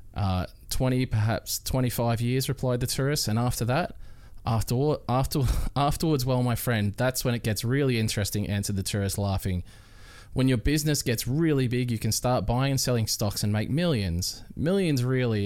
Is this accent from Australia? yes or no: yes; Melbourne, Victoria, Australia; moved away as an adult; also born or lived in Queensland; now in Gold Coast, Australia; I'm originally from Melbourne